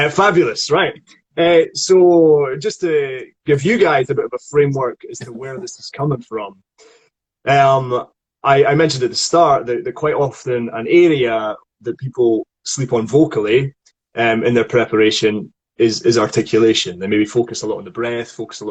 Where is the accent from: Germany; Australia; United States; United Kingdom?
United Kingdom; Scotland; accent: Scottish